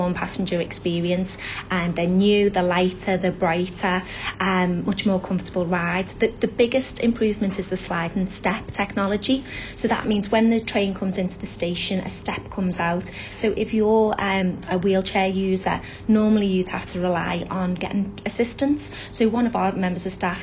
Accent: Aintree, North West England, United Kingdom; also born or lived in Liverpool; I grew up in Aintree, only child. Had a nice childhood, lots of good friends. I've always lived in Liverpool

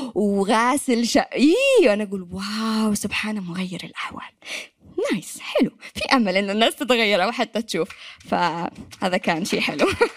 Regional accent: Yemen; accent: Yemeni; moved away as an adult; طلعت من اليمن في 2013

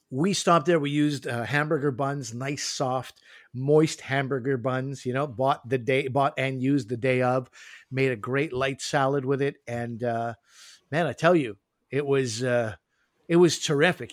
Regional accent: Montreal, Quebec, Canada; moved away; in Quebec, where I grew up in Montreal

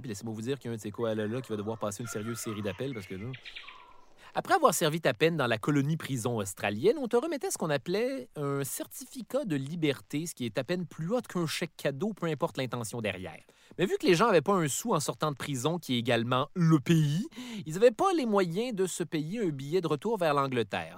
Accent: Canada; je suis Canadien

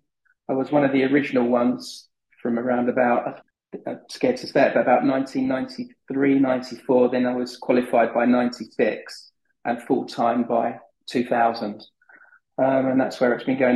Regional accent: Wembley, London, United Kingdom; I grew up in Wembley

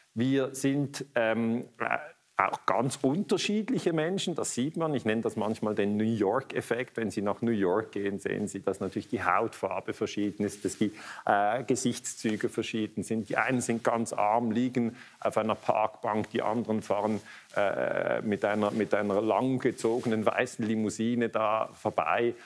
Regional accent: Basel, Basel-Stadt, Switzerland; ich komme aus Basel

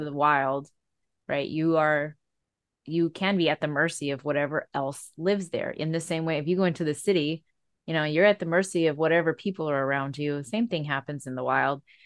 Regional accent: Hawaii, United States; I live in Hawaii where we are Native Hawaiian.

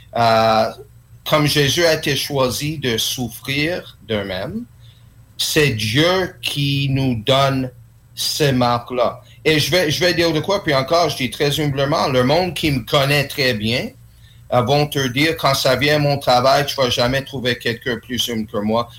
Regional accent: Quebec, Canada; French is a second language; je suis né ici au Québec

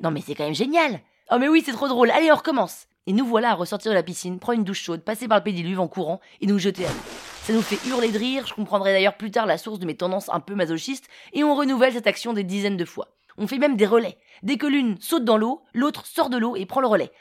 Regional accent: Paris, Île-de-France, France; also born or lived in London, United Kingdom; Parisienne, 35 ans

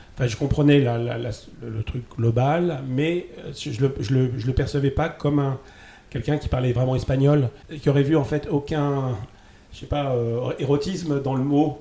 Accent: Paris, Île-de-France, France; la chance d'habiter à Paris

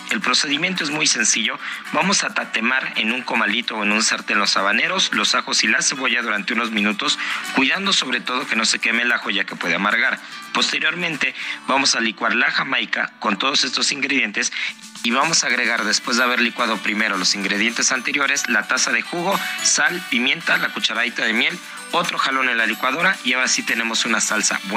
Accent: Mexico; de Gastrolab y hoy traigo una receta que como buenos mexicanos estoy seguro que la van a disfrutar

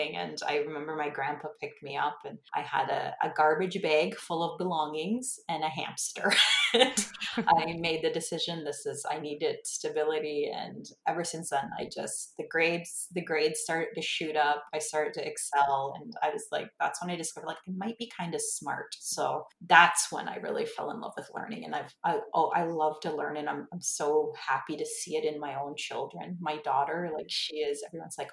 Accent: Six Nations, southern Ontario, Canada; I'm from Six Nations, which is a reserve in southern Ontario.

